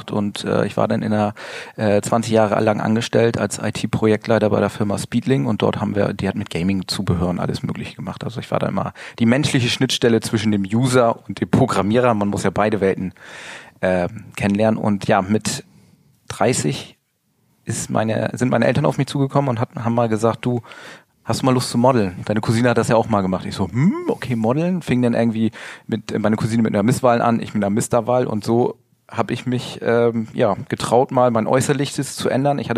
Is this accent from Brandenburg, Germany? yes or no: no; Gnarrenburg, Lower Saxony, Germany; now in Hanover, Germany; komme äh, nicht gebürtig aus Hannover. Ich bin äh, komme vom Land wirklich oben zwischen Bremen und Hamburg, kleines Örtchen namens Gnarrenburg und äh, ich wohne erst seit anderthalb Jahren hier in äh, Hannover.